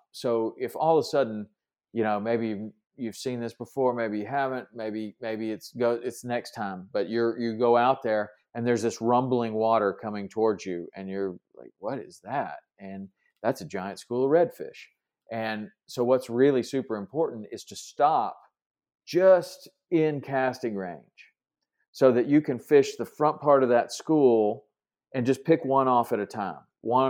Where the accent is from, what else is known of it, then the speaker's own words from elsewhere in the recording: South Carolina, United States; Growing up in South Carolina, we used to do a lot of flounder fishing.